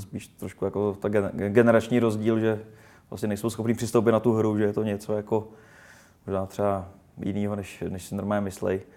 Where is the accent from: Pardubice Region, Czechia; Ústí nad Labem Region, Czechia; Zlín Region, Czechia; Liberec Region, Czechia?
Ústí nad Labem Region, Czechia; Rumburk; vyrůstal jsem prostě na malém městě v Rumburku